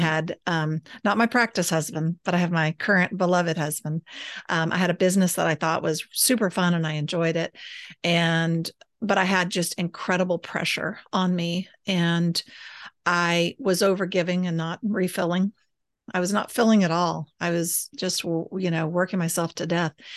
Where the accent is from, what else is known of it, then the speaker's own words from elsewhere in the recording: Austin, Texas, United States; moved away; also born or lived in San Angelo, Texas; grew up in the weird capital of the United States, Austin, Texas